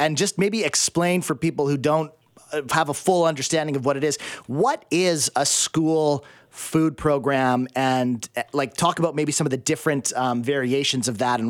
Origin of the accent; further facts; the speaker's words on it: Abbotsford, British Columbia, Canada; grew up in Abbotsford and went to like a very normal, like middle-class high school.